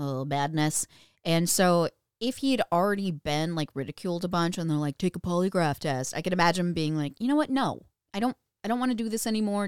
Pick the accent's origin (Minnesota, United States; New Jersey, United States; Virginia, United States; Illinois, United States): Minnesota, United States; we're from Minnesota